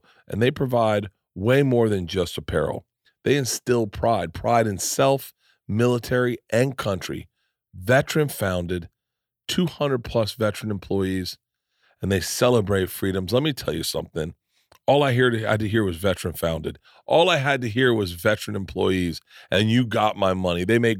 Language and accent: English; Florida, United States; I grew up in Florida, and I spent my whole childhood like this.